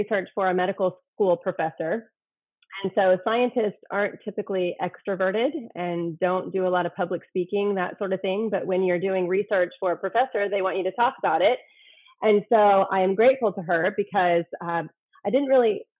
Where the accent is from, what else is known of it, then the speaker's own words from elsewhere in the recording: Indiana, United States; moved away as an adult; now in Houston, United States; I am from Indiana originally, and I moved to Houston in 2013